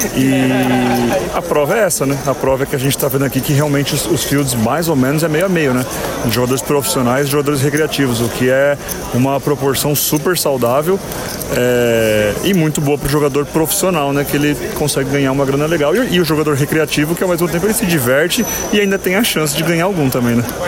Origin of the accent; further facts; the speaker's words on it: São Paulo, Brazil; na minha cidade natal